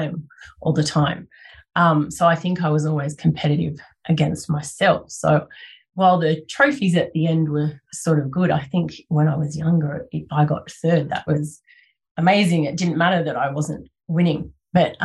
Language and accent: English; Blue Mountains, New South Wales, Australia; I grew up in the Blue Mountains, in the Lower Blue Mountains